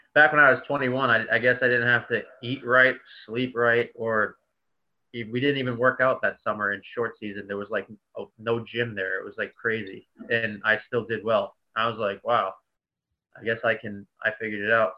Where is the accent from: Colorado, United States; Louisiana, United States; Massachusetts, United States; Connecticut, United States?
Massachusetts, United States; Boston; moved away as an adult; also born or lived in New York City / New Jersey; I'm from Boston